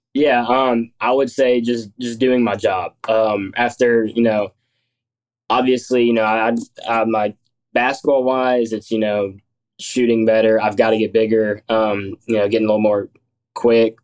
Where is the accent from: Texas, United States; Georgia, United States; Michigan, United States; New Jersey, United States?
Georgia, United States; Columbus; I'm from Columbus, Georgia.